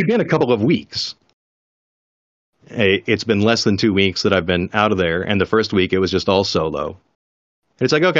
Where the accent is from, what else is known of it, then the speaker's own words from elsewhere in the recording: Oregon, United States; I grew up in Oregon